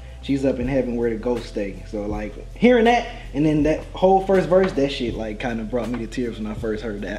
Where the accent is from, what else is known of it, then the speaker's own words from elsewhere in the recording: Detroit, Michigan, United States; me growing up in Detroit